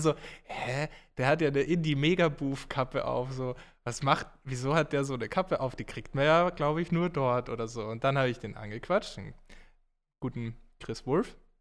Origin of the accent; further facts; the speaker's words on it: Graz, Styria, Austria; moved away as an adult; now in Munich, Germany; wo ich herkomme aus Graz